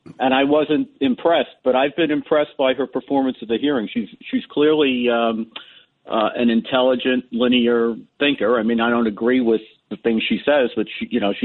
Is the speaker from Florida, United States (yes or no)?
no; New York City, New York, United States; I'm from the Bronx